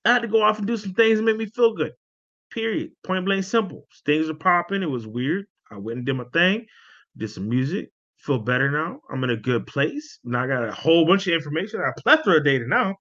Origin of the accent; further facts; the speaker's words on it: San Antonio, Texas, United States; I'm from San Antonio, Texas